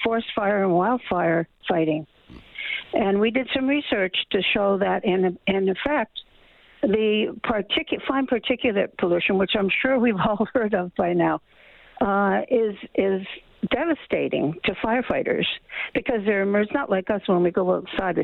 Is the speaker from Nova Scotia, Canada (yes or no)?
yes; Nova Scotia, Canada; the hometown I grew up in Nova Scotia